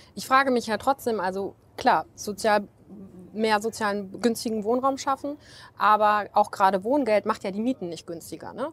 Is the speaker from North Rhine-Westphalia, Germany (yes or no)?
yes; North Rhine-Westphalia, Germany; also born or lived in Bonn; ich komme aus NRW